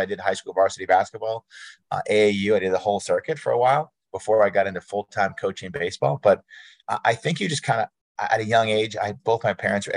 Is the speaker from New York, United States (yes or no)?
no; Jay, Maine, United States; I'm from Jay, Maine, a very small town